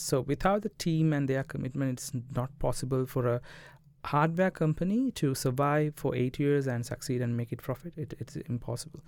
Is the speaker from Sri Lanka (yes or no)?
yes; Colombo, Western Province, Sri Lanka; moved away as an adult; also born or lived in Jaffna; I was, uh, from Colombo, studied in Bamlupiti, Indu, and I switched to Jaffna University for computer science